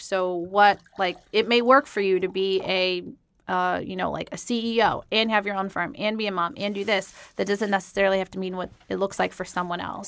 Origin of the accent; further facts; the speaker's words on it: Denver, Colorado, United States; moved away as an adult; also born or lived in Atlanta, Georgia; I'm originally from Denver